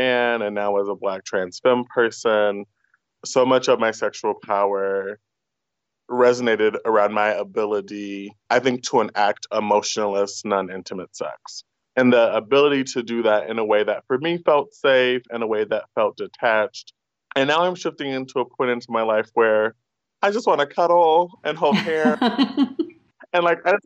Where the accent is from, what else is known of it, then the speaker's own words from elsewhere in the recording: United States; first language English; born a U.S. citizen, and English is my first language